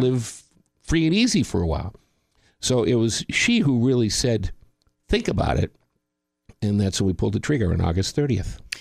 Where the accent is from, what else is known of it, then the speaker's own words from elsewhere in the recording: Boston, Massachusetts, United States; I lived in Boston, my hometown